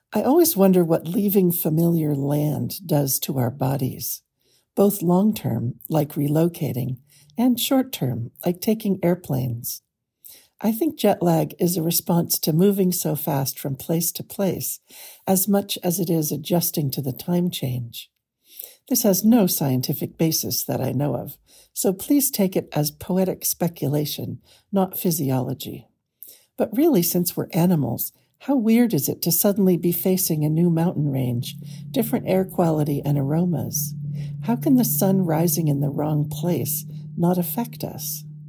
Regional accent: California, United States; I grew up in California

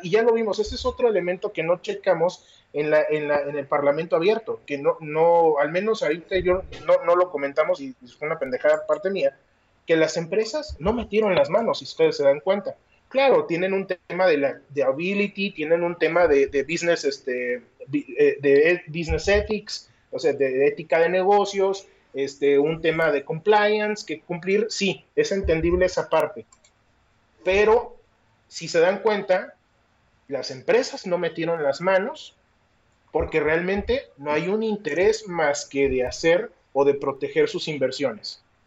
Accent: Mexico; soy mexicano hasta el tope

